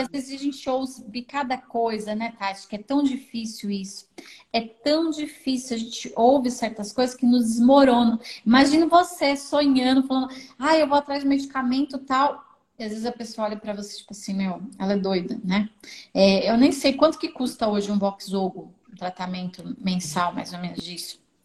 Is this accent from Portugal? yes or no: no; São Paulo, Brazil; eu sou aqui de São Paulo